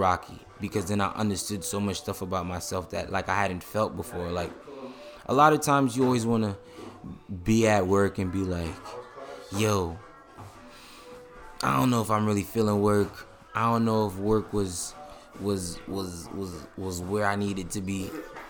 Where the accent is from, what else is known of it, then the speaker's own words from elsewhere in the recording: Jamaica; Excuse my language, I'm Jamaican.